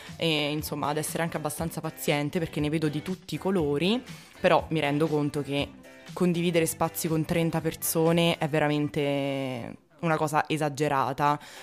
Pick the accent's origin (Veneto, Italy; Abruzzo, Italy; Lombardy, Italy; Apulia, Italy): Abruzzo, Italy; io per esempio sono abruzzese